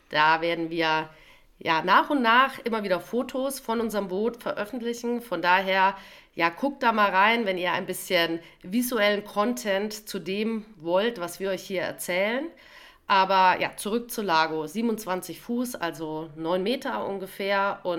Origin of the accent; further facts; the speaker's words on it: Rhineland, Germany; als Rheinländer können wir das natürlich nicht vergessen an welchem Tag das war.